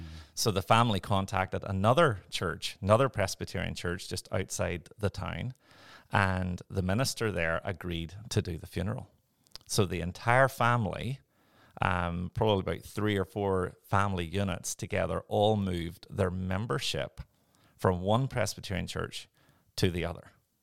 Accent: Northern Ireland, United Kingdom; born there; So I was born in Northern Ireland. I will try and speak in a way that people will actually understand my lovely accent.

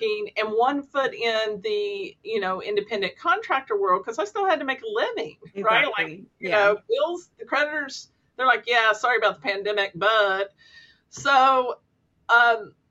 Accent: Kentucky, United States; I'm from Kentucky, and a huge Kentucky Wildcats basketball

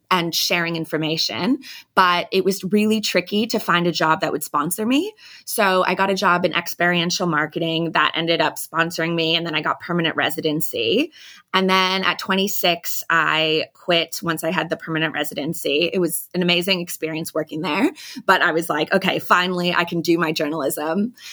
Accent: United States; moved away as an adult; now in Sydney, Australia; I'm thirty-five now and I'm American

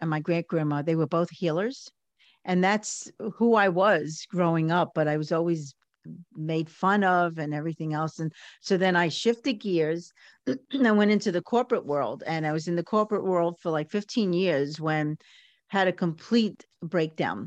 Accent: New York City, New York, United States; growing up in Coney Island in the, you know, in the 40s, 50s, 60s, even the 70s

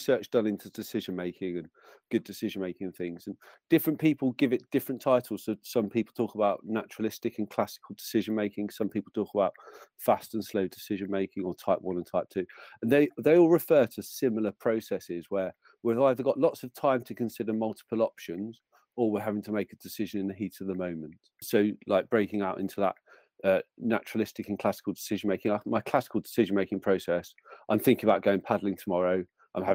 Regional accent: London, United Kingdom; moved away as an adult; also born or lived in North Wales; now in Lake District, United Kingdom; I grew up in London

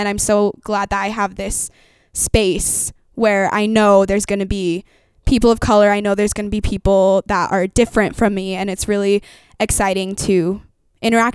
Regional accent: Cedar Hills, Utah, United States; also born or lived in Ogden, Utah; I grew up in like Cedar Hills, Utah

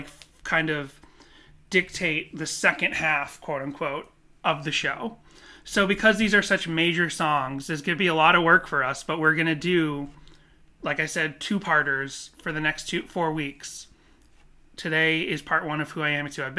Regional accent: Boston, Massachusetts, United States; moved away; I grew up in the Northeast and the Boston area

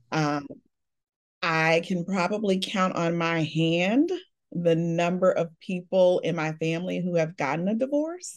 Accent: Chicago, Illinois, United States; I was born and raised in Chicago. I've been here all of my life.

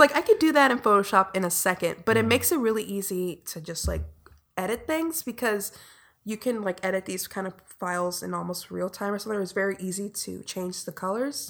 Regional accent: Inglewood, California, United States; I grew up in Inglewood, which is very far in the south side

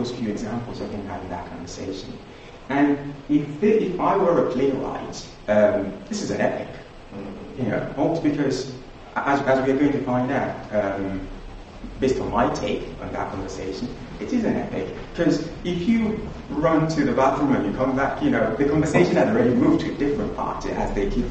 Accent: Nigeria; as a young child growing up in Nigeria

